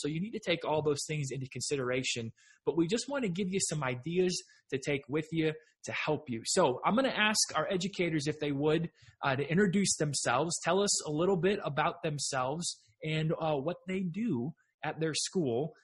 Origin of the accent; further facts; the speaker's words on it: Texas, United States; I'm a Texan